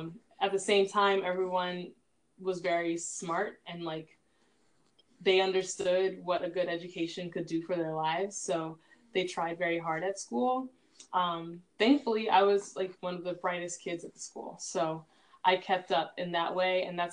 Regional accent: Newport Beach, California, United States; And a lot of students actually assumed that because I was from Newport Beach, that I was rich.

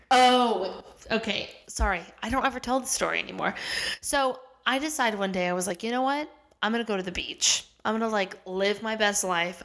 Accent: Kansas City, Missouri, United States; moved away as an adult; also born or lived in Los Angeles; now in New York City, United States; I grew up in Kansas City. So, I'm from Missouri, uh, Kansas City, Missouri

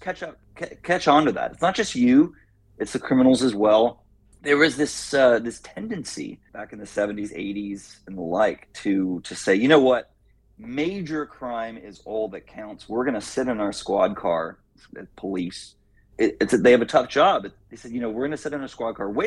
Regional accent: Texas, United States; moved away; I'm from Texas originally

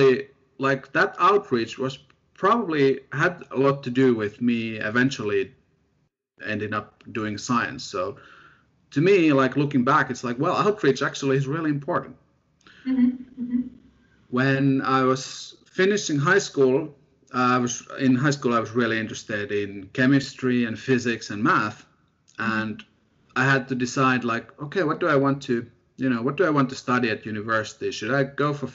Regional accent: near Helsinki, Uusimaa, Finland; moved away as an adult; also born or lived in Sheffield, United Kingdom; where I grew up in, Finland. I'm from Finland, near the capital, Helsinki.

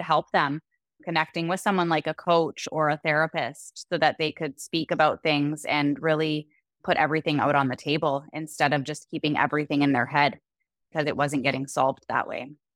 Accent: Canada; moved away as an adult; also born or lived in Dominican Republic; now in Puerto Vallarta, Mexico; we're originally from Canada

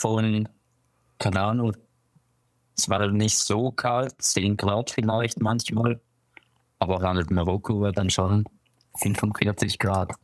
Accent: Winterthur, Zurich, Switzerland; also born or lived in Basel; ich bin in Zürich geboren und aber aufgewachsen in Winterthur

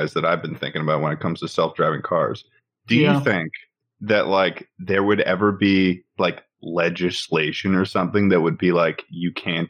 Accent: Massachusetts, United States; I'm from Massachusetts

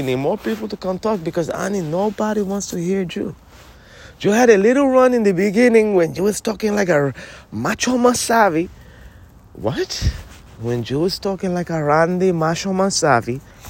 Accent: Princeton, New Jersey, United States; I told you from the very beginning, I'm from Princeton, okay? Yeah, Princeton, New Jersey.

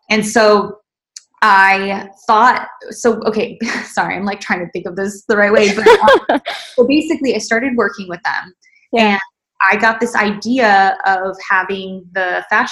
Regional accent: Arizona, United States; moved away as an adult; also born or lived in Los Angeles; I grew up in Arizona

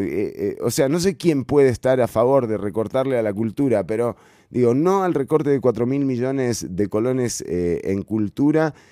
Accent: Costa Rica; con la que nos criamos, con la que yo hice la escuela acá? ¿no? O sea, ese, ese famoso ser costarricense

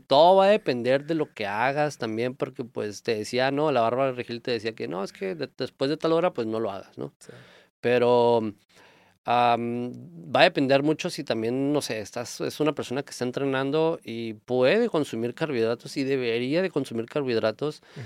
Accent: Mexico; nosotros como mexicanos

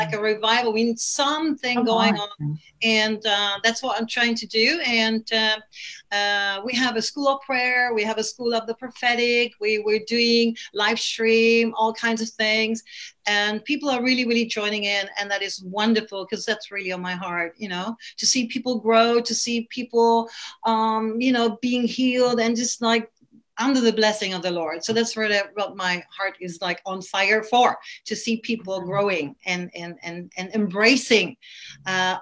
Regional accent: Toronto, Ontario, Canada; also born or lived in West Coast, Sweden; now in Sweden; I'm originally from Canada, Toronto

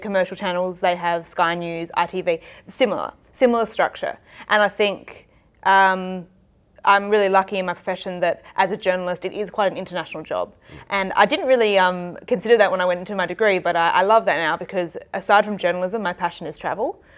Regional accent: Adelaide, South Australia, Australia; also born or lived in Manchester; worked in Adelaide, which is my hometown

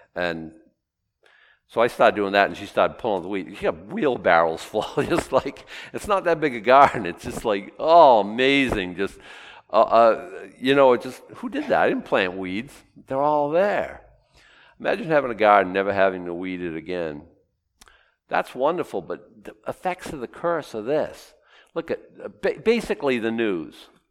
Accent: Boston, Massachusetts, United States; the eight year old boy growing up in Boston

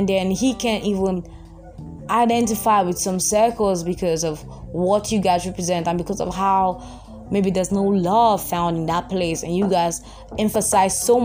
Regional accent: Nigeria; I'm Nigerian

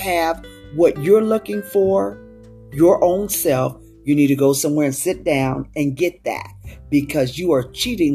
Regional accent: West Coast, United States; moved away; I was from the West Coast and the way I spoke and everything was different, a different dialect

